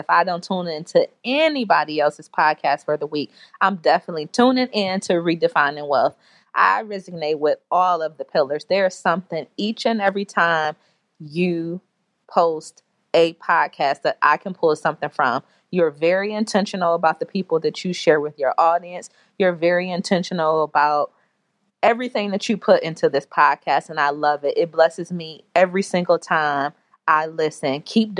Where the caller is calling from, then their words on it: Charlotte, North Carolina, United States; I'm calling from Charlotte, North Carolina.